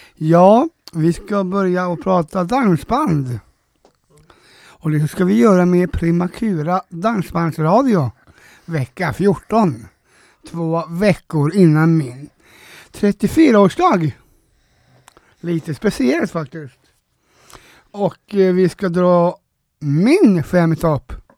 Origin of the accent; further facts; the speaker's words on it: Gothenburg, Västra Götaland, Sweden; jag är göteborgare från en, eh, ort lite utanför. Heter Frölunda.